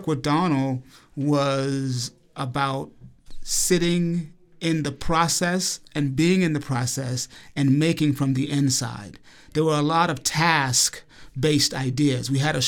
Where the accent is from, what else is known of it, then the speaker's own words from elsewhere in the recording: Alabama, United States; accent: Southern; and that I grew up in Alabama. I left Alabama after high school, made strong commitments to get rid of my Southern accent